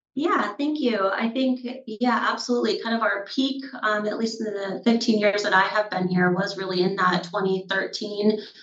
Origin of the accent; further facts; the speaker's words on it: Minnesota, United States; moved away as an adult; also born or lived in North Dakota; now in Bellingham, United States; I grew up, born and raised in Minnesota